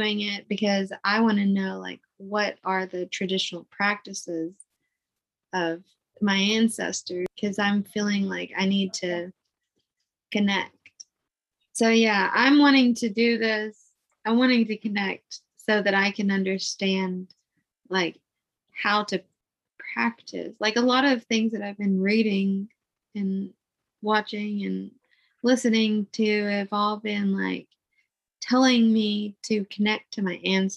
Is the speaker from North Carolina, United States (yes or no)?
no; East End, Arkansas, United States; also born or lived in Little Rock, Arkansas; I was born in Little Rock, Arkansas, but grew up in a small town called East End.